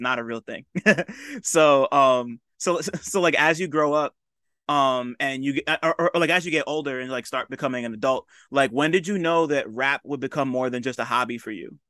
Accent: New Jersey, United States; he's about to play my hometown not too soon. Like, he's about to play um in Jersey.

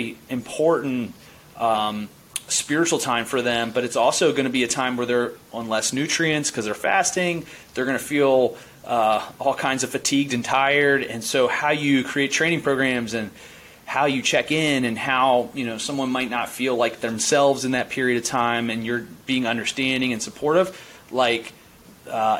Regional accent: Baltimore County, Maryland, United States; I grew up in Baltimore County

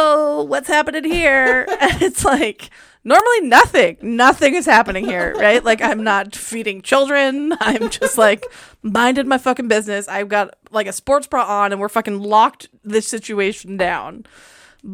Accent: Puget Sound, Washington, United States; I grew up swimming in the Puget Sound

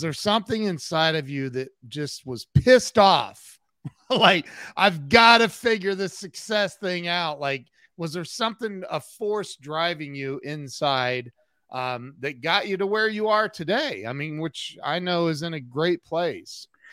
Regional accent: United States; I'm from America

